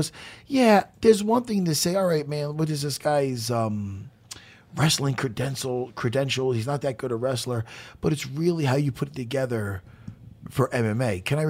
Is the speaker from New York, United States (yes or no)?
yes; Long Island, New York, United States; I'm from Long Island, Strong Island.